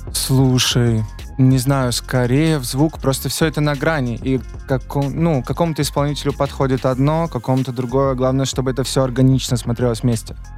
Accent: Voronezh, Voronezh Oblast, Russia; now in Moscow, Russia; Воронеж откуда я родом

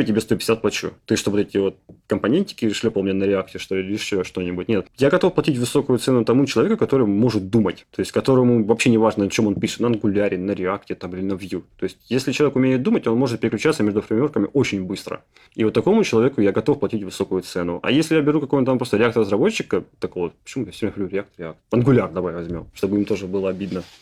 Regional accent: Ukraine; Я, поскольку родился в Украине

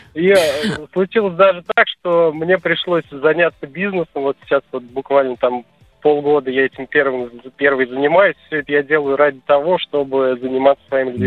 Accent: Penza, Penza Oblast, Russia; я сам из Пензы

